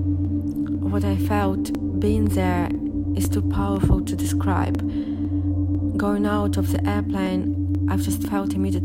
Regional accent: Saint Petersburg, Russia; moved away as an adult; St. Petersburg, Russia, my hometown

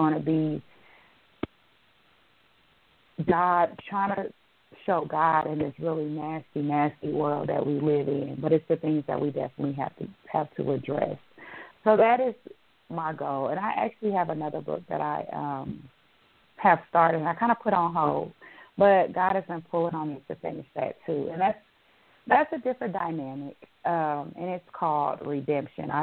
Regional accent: Illinois, United States; moved away; I'm from Illinois, so I'm going to my hometown

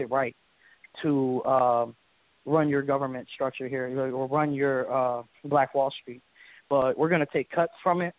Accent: Memphis, Tennessee, United States; first language English; English is my first language. I was born in Memphis, Tennessee. I was raised here

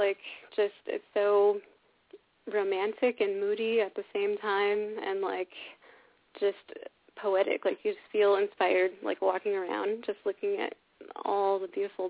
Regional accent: California, United States; We're both from California

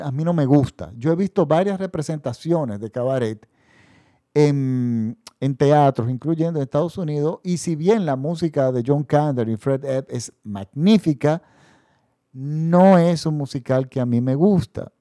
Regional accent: Dominican Republic; mi país. La República Dominicana

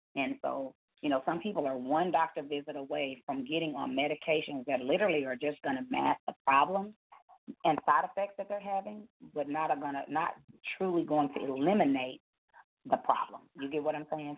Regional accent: Dallas, Texas, United States; also born or lived in Garland, Texas; I'm calling you from Garland, Texas, uh, born and raised here in Dallas

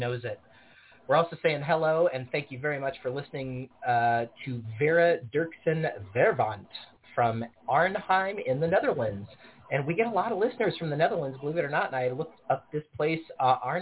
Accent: near Oak Park, Illinois, United States; moved away; Very close to my hometown

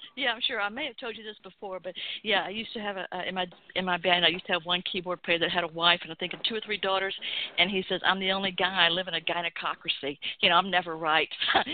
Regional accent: Atlanta, Georgia, United States; Yes, I'm born and raised in Atlanta.

